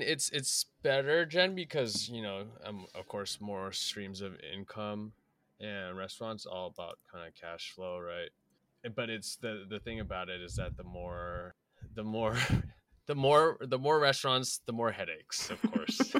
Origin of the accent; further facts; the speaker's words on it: San Francisco, California, United States; I was born and raised in San Francisco.